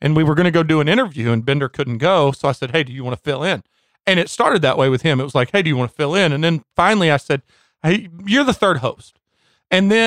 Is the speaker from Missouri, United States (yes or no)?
yes; St. Louis, Missouri, United States; we're from the Midwest